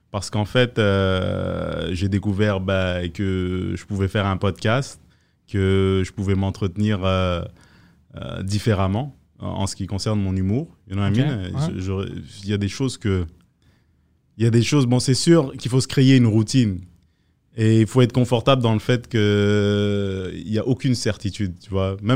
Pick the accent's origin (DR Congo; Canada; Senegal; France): France; also born or lived in West Africa; Moi, je suis né en France, euh, j'ai grandi un peu en France, j'ai grandi en Afrique de l'Ouest un peu.